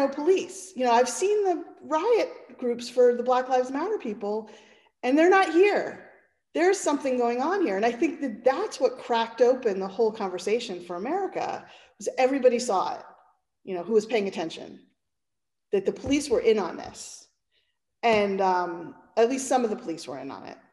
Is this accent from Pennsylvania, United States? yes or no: yes; Pennsylvania, United States; I'm from Pennsylvania, and Pennsylvania is right next to New Jersey